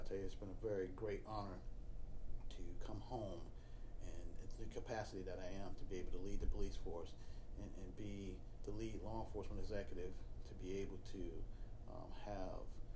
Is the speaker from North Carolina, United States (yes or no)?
no; Pensacola, Florida, United States; also born or lived in Norfolk, Virginia; I was born and raised here in Pensacola